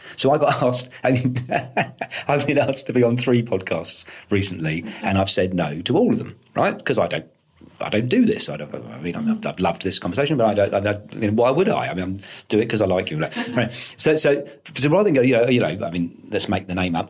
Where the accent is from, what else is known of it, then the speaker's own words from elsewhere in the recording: United Kingdom; I'm British.